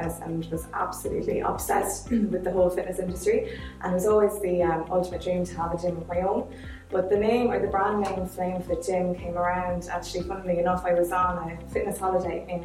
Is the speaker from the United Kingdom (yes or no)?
no; Castlebar, Connacht, Ireland; I'm originally from Castlebar